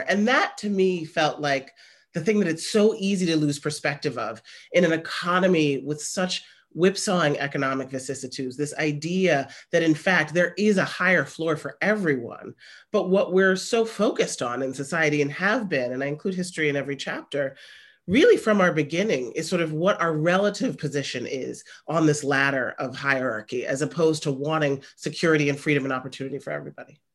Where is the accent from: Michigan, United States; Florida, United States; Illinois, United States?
Illinois, United States; Chicago; I'm from Chicago